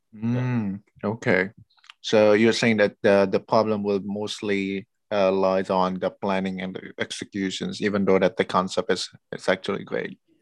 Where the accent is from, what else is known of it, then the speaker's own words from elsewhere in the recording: Indonesia; I'm originally from Indonesia